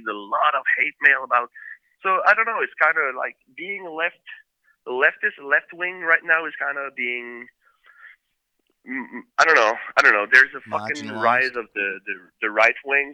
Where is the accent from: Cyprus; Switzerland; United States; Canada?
Canada; Quebec City, Quebec; we grew up in Quebec City, which was in Quebec, the province of Quebec